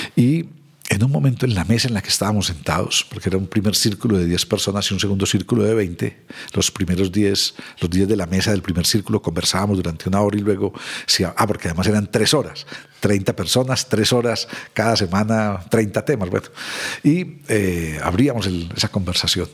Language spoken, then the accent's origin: Spanish; Medellín, Antioquia, Colombia; Soy de Medellín, hace 60 años